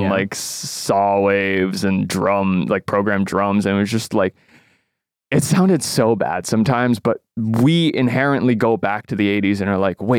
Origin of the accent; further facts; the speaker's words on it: Canada; I'm Canadian